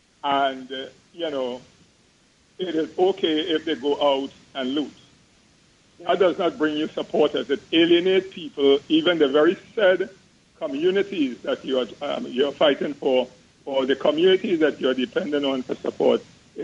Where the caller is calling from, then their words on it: Hoboken, New Jersey, United States; I'm calling from Hoboken.